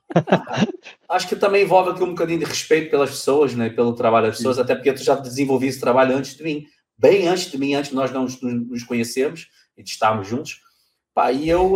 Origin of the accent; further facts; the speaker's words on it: Brazil; moved away as an adult; eu saí do Brasil, deixei tudo lá, morei um ano longe da minha família